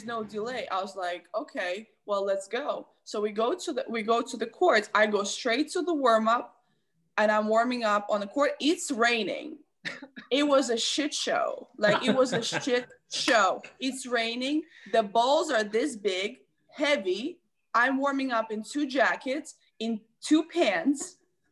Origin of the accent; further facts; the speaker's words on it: Belarus; I'm from Belarus.